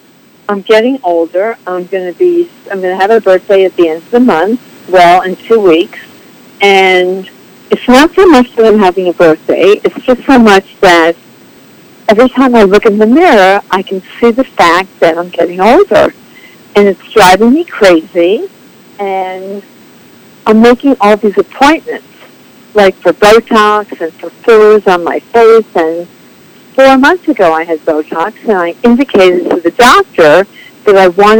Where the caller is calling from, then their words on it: North Hills, California, United States; I'm calling from North Hills, California.